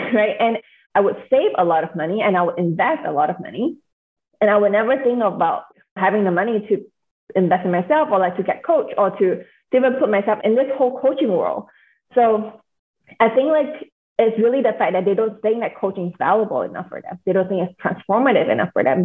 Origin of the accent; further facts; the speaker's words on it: Singapore; now in United States; I am born and raised in Singapore. I'm currently living in the States.